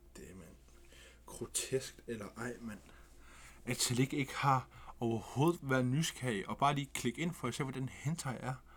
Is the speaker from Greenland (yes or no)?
yes; Greenland; Vi er grønlændere